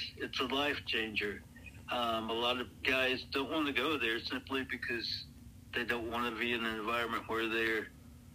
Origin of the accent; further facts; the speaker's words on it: Anderson, South Carolina, United States; moved away as an adult; also born or lived in Nova Scotia, Canada; now in Illinois, United States; I grew up in a small town of around 75,000 people, Anderson, South Carolina